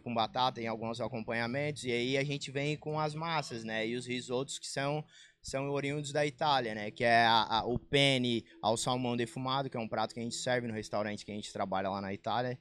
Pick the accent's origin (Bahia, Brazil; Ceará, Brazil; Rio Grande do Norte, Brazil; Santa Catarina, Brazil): Santa Catarina, Brazil; Balneário Rincão; moved away as an adult; para mim voltar para o Rincão